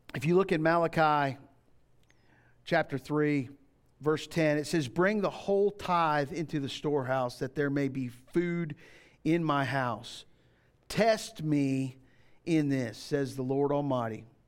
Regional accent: Florida, United States; When I grew up in Florida, this is way back in the day, um, we didn't lock the doors

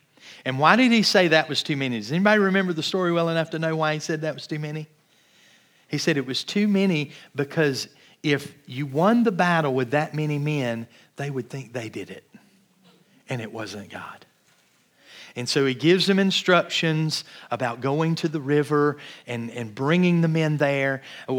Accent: Georgia, United States; I grew up in Georgia near Atlanta and gone to Six Flags dozens of times.

